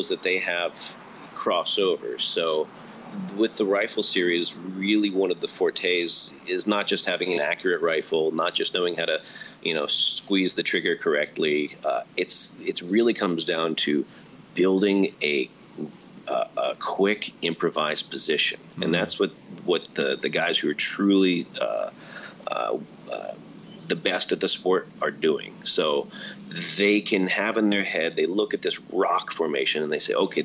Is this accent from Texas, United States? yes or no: no; New Jersey, United States; moved away; I grew up in New Jersey